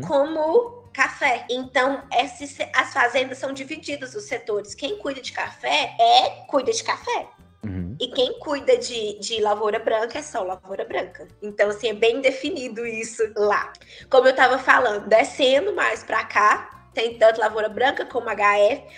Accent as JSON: {"language": "Portuguese", "town": "Salinas", "region": "Minas Gerais", "country": "Brazil", "also_born_or_lived": "Unaí, Minas Gerais / Uberlândia, Minas Gerais", "said": "Eu sou de Salinas, que é norte de Minas"}